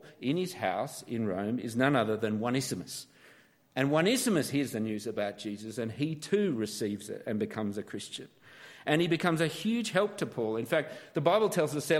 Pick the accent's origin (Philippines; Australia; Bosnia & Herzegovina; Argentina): Australia; Canberra, Australian Capital Territory; also born or lived in Sydney; born in Canberra, Australia, which I like to try and keep quiet.